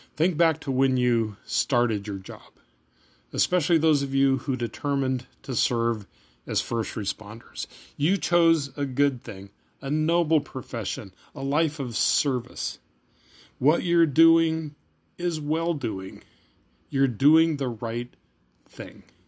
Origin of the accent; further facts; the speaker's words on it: Kansas, United States; moved away as an adult; also born or lived in Minnesota; I moved back home to Kansas for the summer and got a three-month job on a construction crew